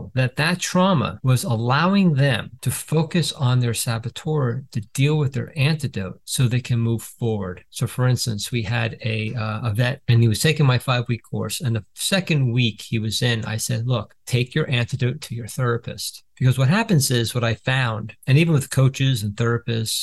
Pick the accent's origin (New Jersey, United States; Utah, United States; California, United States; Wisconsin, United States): New Jersey, United States; I'm from Jersey